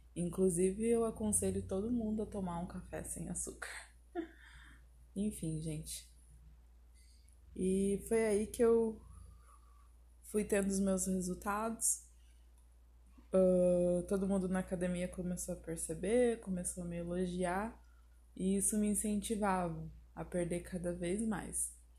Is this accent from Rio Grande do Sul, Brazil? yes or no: yes; Porto Alegre, Rio Grande do Sul, Brazil; now in Salto do Céu, Brazil; eu sou de Porto Alegre, Rio Grande do Sul.